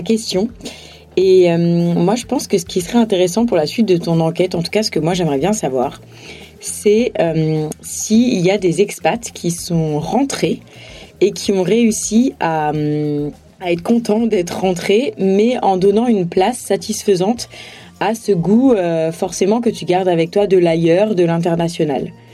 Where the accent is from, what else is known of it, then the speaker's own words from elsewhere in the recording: France; also born or lived in Tanzania; Je suis française, je, me sens française